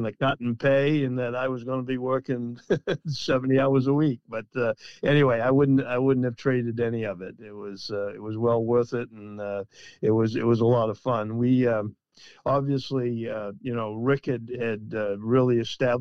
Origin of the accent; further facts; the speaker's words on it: Waldoboro, Maine, United States; I was from Waldoboro, and, you know, nobody knows where that is.